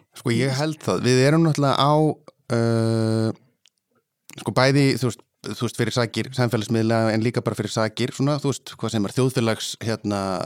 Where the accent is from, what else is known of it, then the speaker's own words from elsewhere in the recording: Ísafjörður, Westfjords, Iceland; ég er alveg upp á Ísafjörði